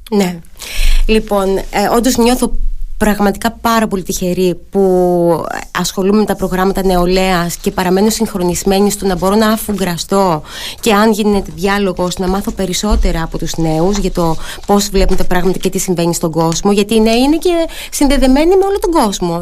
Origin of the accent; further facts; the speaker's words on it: Ano Chersonisos, Crete, Greece; στο χωριό μου στην Πάνω Χερσόνησο